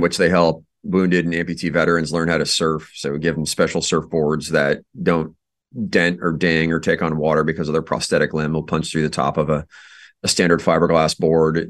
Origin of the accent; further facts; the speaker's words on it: Iowa, United States; moved away as an adult; I'm from Iowa originally.